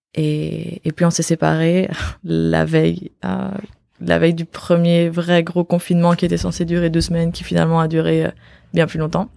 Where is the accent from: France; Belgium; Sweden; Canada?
Belgium; moved away as an adult; also born or lived in Australia; now in Barcelona, Spain; je suis belge d'origine, mais ça fait bientôt 5 ans que j'habite plus en Belgique